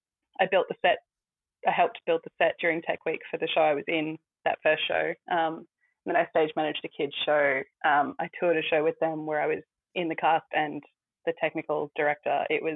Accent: Brisbane, Queensland, Australia; moved away as an adult; also born or lived in Toowoomba; Yeah, so I grew up in Brisbane, went to school there and then moved to Toowoomba for university.

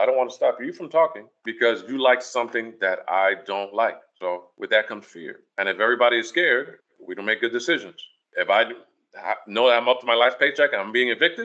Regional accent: New York City, New York, United States; growing up in Washington Heights

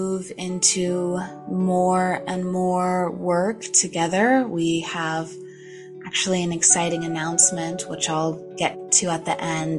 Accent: Gold Country, Sierra Nevada foothills, Northern California, United States; moved away as an adult; also born or lived in Los Angeles, California; I'm from Northern California. I'm here in the Gold Country, foothills of the Sierra Nevadas. It's a beautiful place. I just recently moved back, but this was where I grew up.

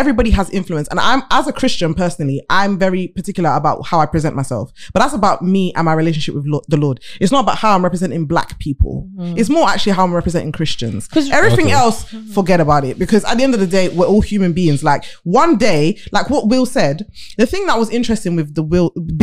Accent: London, United Kingdom; I'm from London

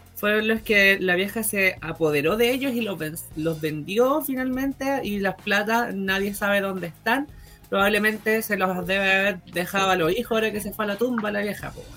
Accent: Chiguayante, Biobío, Chile; soy de Chihuayante

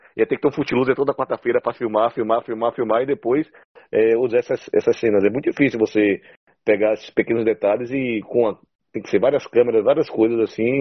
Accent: Brazil; nós somos brasileiros

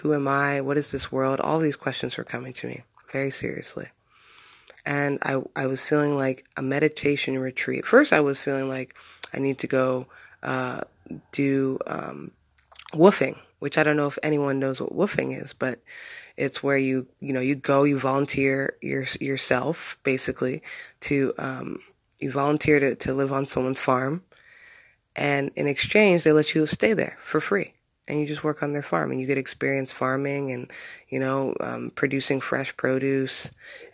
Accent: Bloomsburg, Pennsylvania, United States; moved away as an adult; my hometown where I've lived for 25 years of my life, practically, where I grew up

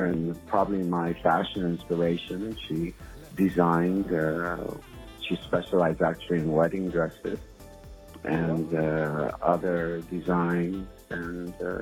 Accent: Jamaica; moved away; also born or lived in United States; I am from Jamaica. My parents were immigrants to the USA

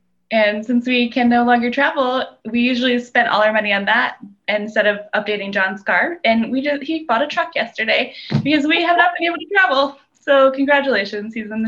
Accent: Salem, Virginia, United States; also born or lived in Utah / Baltimore; Salem, which is Southwest Virginia, but not West Virginia.

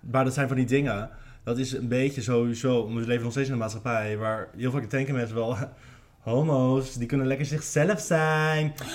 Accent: Naaldwijk, South Holland, Netherlands; ik was de homo van Naaldwijk

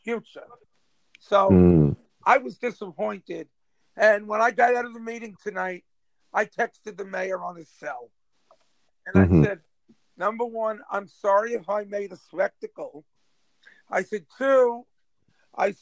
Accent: New York City, New York, United States; I grew up in Auburn when it was called the Projects.

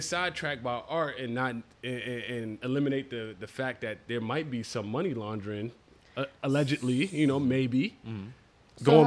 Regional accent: New York City, New York, United States

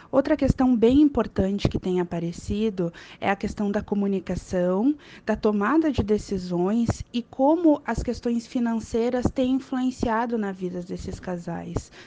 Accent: Porto Alegre, Rio Grande do Sul, Brazil; eu sou de Porto Alegre

